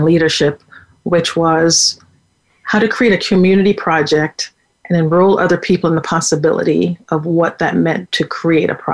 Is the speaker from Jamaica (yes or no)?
yes; Jamaica; also born or lived in Waterbury, Connecticut, United States; now in United States; I was born in Jamaica